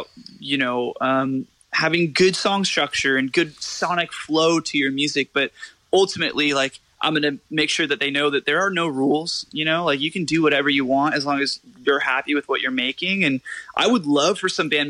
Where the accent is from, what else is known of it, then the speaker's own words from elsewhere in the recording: California, United States; I'm from California